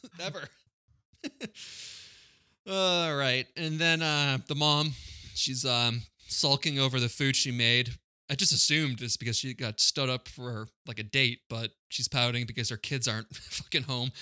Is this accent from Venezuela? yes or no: no; Quincy, Massachusetts, United States; it was my next door neighbor, uh, when I grew up in Quincy.